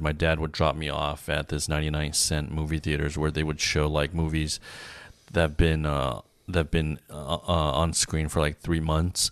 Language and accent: English; San Gabriel Valley, California, United States; I grew up in the San Gabriel Valley